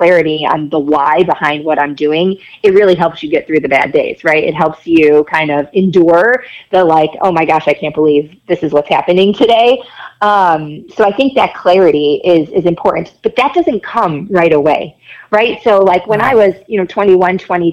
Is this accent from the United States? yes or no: yes; Rochester, New York, United States; moved away as an adult; I grew up in Rochester, lived there my whole life